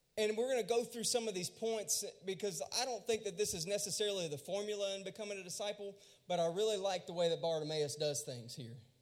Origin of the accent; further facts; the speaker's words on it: Louisiana, United States; I was born and raised in Louisiana, and I went to a really small school.